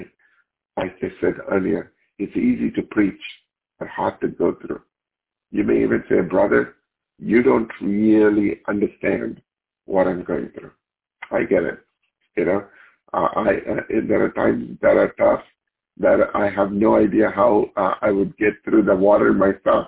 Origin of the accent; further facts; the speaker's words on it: India; moved away; Growing up in India, where we didn't have so much of means, my mom was abandoned